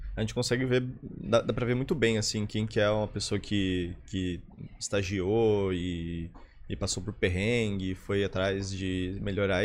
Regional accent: Florianópolis, Santa Catarina, Brazil; also born or lived in São Lourenço, Minas Gerais; eu moro aqui em Floripa minha vida inteira, então sou uhum. quase manezinho

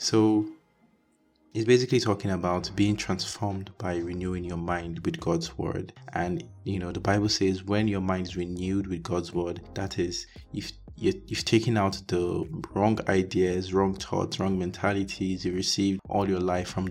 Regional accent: Nigeria; moved away as an adult; also born or lived in Hungary; I was born and raised in Nigeria

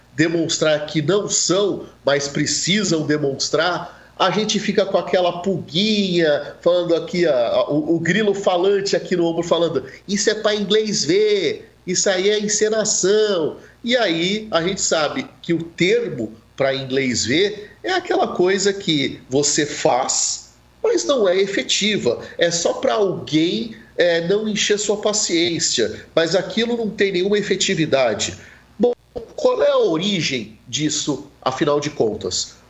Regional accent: Santos, São Paulo, Brazil; Eu sou nascido em Santos

